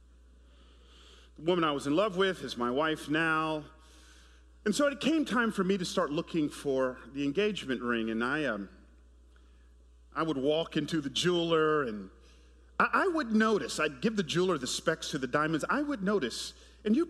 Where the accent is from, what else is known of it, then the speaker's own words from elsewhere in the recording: Atlanta, Georgia, United States; moved away as an adult; now in San Jose, United States; I grew up in Atlanta in the 80s.